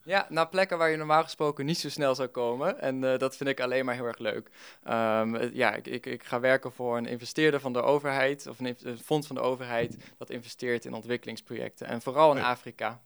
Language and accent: Dutch; Netherlands; als Nederlander